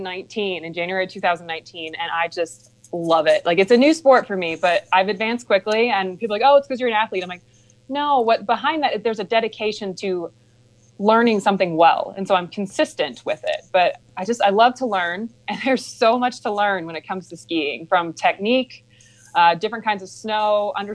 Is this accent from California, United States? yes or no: no; Cohutta, Georgia, United States; Right. Yeah, I grew up in Cahutta. My parents built their house right before I was born.